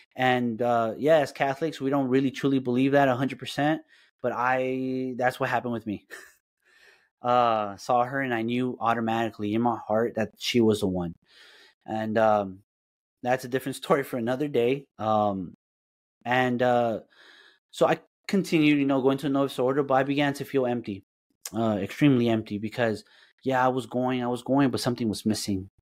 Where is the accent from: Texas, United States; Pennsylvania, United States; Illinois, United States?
Texas, United States; Dallas; also born or lived in Aguascalientes, Mexico / California; I consider Dallas my home, a hundred percent